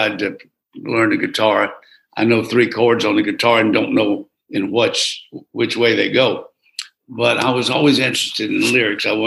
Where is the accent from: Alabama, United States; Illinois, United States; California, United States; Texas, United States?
Alabama, United States; Geneva; moved away as an adult; also born or lived in Troy, Alabama; WGEA in Geneva, Alabama